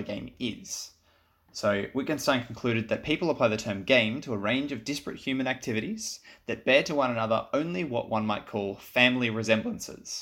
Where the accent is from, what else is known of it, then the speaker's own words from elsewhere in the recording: Sunshine Coast, Queensland, Australia; I'm from Sunshine Coast, so I'm a little bit north of you